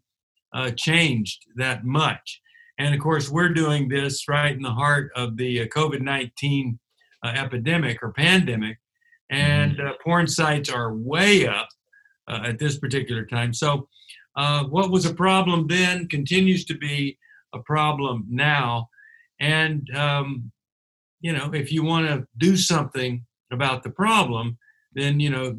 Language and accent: English; Texas, United States; moved away as an adult; now in California, United States; I'm from Texas